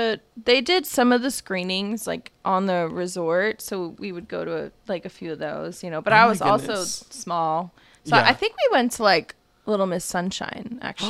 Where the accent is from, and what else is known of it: Sundance, Utah, United States; born or raised there; also born or lived in New Jersey